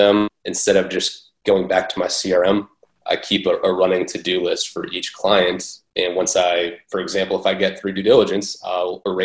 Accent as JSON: {"language": "English", "town": "Boston", "region": "Massachusetts", "country": "United States", "moved": "yes", "said": "I'm originally from Boston"}